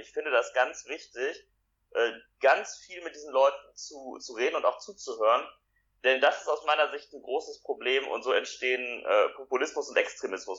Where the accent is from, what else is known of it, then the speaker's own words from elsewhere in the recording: Essen, North Rhine-Westphalia, Germany; Ich komme aus Essen